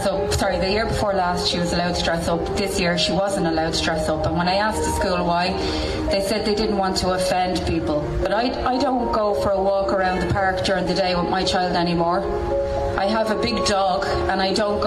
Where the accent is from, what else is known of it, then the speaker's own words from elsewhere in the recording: Dublin, Leinster, Ireland; I'm from Dublin, but I come to Mayo every weekend